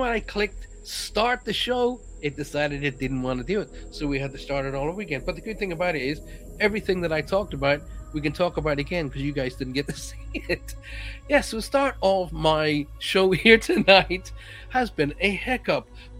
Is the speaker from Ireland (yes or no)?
yes; Ireland; accent: Irish; My accent has gone. Well, my pals all say to me, oh my God, you're so English. A lot of people from the United States go, oh, you've got a beautiful Irish accent.